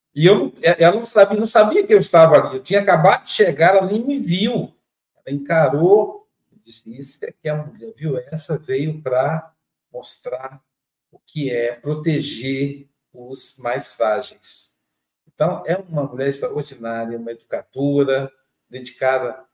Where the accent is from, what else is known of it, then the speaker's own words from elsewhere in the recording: Minas Gerais, Brazil; now in Guarapari, Brazil; Eu também sou mineiro